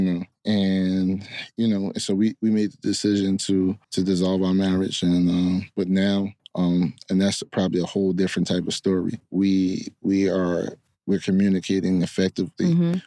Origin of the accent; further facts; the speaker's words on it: Hillside, New Jersey, United States; also born or lived in Newark; I was raised in Hillside.